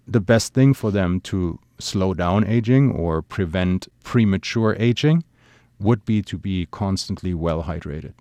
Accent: Germany; moved away; my home country, Germany

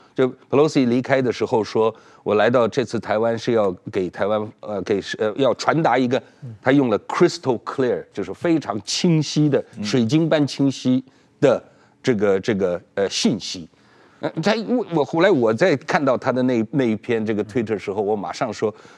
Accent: Ili, Xinjiang, China; now in Taiwan; 我是伊利人啊，我，这是我老家

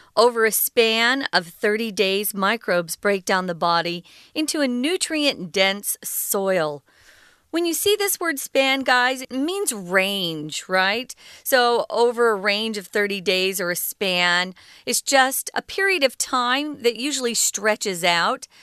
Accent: Arizona, United States; the state where I was born in Arizona

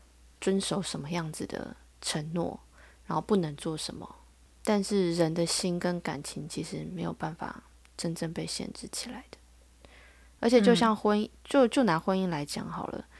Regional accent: Taiwan; 我是台湾的

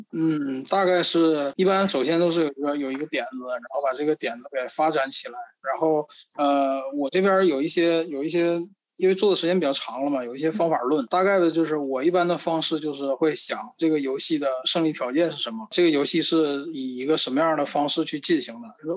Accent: Northeast China, China; 我小的时候，我们东北这边儿非常流行的一种叫做布告棋、布告牌

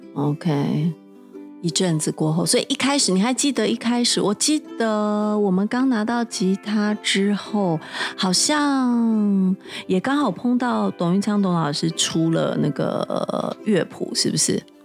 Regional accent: Taiwan; 在我们台湾这边

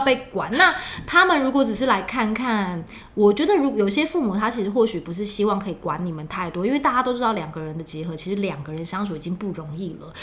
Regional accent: southern Taiwan, Taiwan; moved away; 因为我是南部人

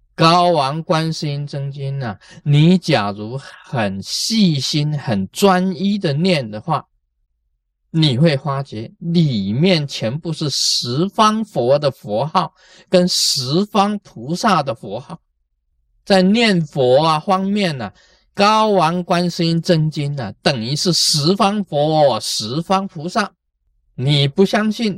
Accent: Taiwan; 我们台湾人讲过心嘛

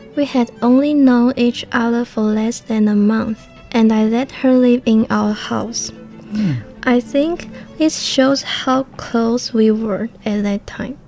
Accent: Hualien, Hualien County, Taiwan; English is a second language; also born or lived in Taoyuan; I'm from Hualien

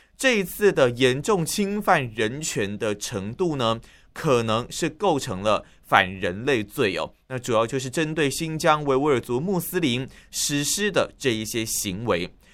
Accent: Tainan, Taiwan; moved away as an adult; now in Taipei, Taiwan; 就连我在台北工作，但是我的老家在台南

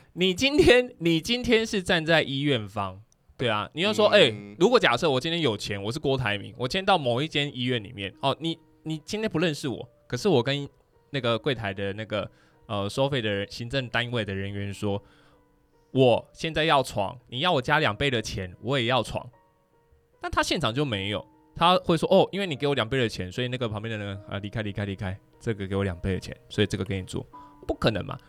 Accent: Taiwan; 我是台湾人啊

